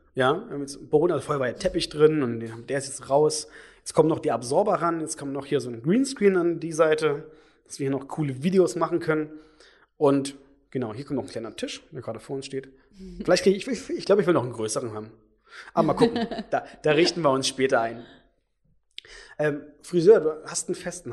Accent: Brandenburg, Germany; also born or lived in Leipzig, Saxony; now in Berlin, Germany; ich komme ja nicht aus Berlin. Äh, ich komme jetzt aus Sachsen, aus Leipzig, aus, äh, eigentlich aus Brandenburg

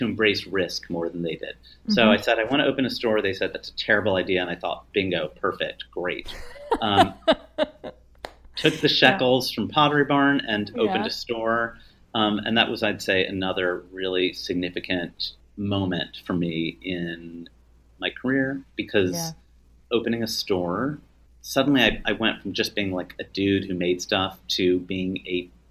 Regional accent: United States; moved away; I come, by the way, from a small farm town that is not thriving in the current world.

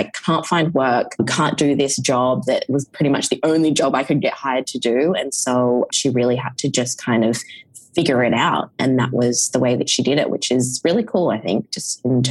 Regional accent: Perth, Western Australia, Australia; And I'm from Perth, Western Australia, which is where I am right now. It's on the west coast of Australia

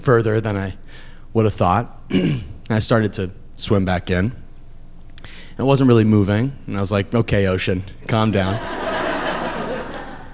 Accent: Massachusetts, United States; I grew up in Massachusetts

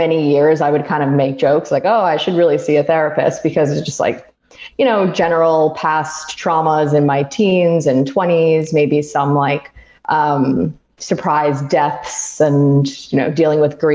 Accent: Roslyn, New York, United States; moved away as an adult; now in Manhattan, United States; We hail from Roslyn

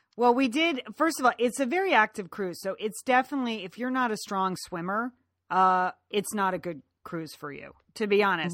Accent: Ireland; as an Irish woman

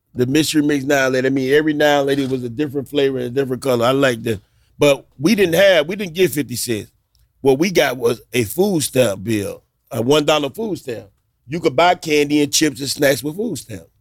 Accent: Miami, Florida, United States; I grew up in Liberty City

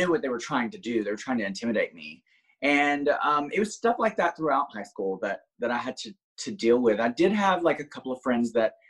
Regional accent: a small town outside of Birmingham, Alabama, United States; now in Florida, United States; originally I'm from a small town outside of Birmingham, Alabama. Like, literally didn't even have a red light when I grew up.

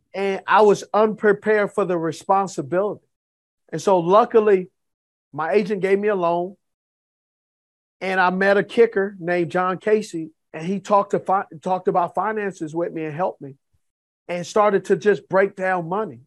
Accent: Los Angeles, California, United States; I grew up in Los Angeles

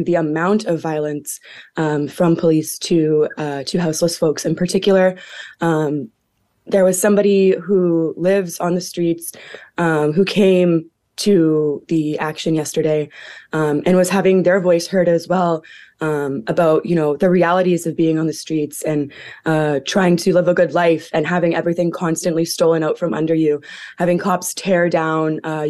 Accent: Hamilton, Ontario, Canada; born or raised there; also born or lived in Six Nations

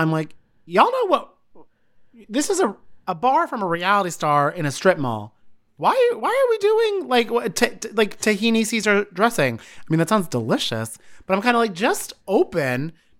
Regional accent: New Jersey, United States; I'm from Jersey. All my favorite things are in strip malls.

